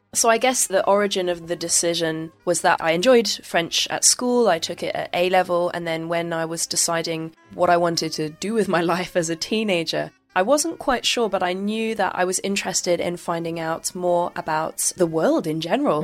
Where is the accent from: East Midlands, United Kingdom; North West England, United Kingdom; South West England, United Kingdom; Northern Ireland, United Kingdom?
South West England, United Kingdom; Bristol; moved away as an adult; also born or lived in Worcester / France; now in Beijing, China; I was born basically in the southwest, uh, quite close to the Midlands, in a place called Worcester. I, I moved to the Bristol area when I was fairly young as well